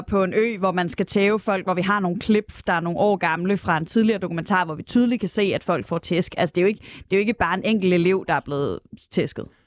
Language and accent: Danish; Aarhus, Central Denmark Region, Denmark; jeg er fra Aarhus